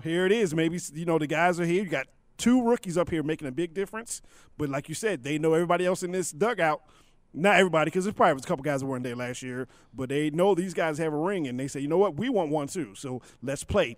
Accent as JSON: {"language": "English", "region": "Maryland", "country": "United States", "tie": "born or raised there", "said": "Growing up in Maryland, my high school days, I had the privilege of playing high school basketball"}